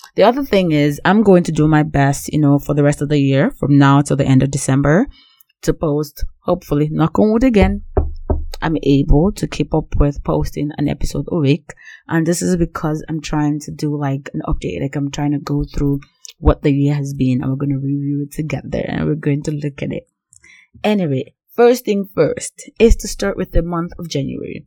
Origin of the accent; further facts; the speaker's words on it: Nigeria; Growing up as Nigerian